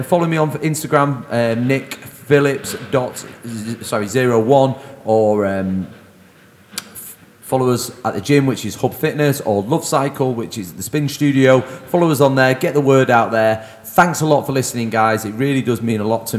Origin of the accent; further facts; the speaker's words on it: Manchester, North West England, United Kingdom; moved away as an adult; also born or lived in London; I was back in Manchester